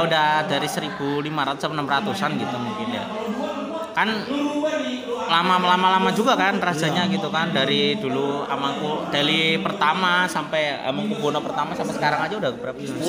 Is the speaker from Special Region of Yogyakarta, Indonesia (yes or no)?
yes; Yogyakarta, Special Region of Yogyakarta, Indonesia; saya asli dari Yogyakarta.